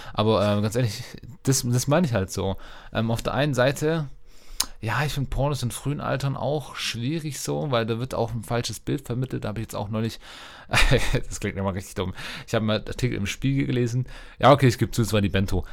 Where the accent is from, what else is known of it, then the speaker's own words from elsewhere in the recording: Germany; als Deutsche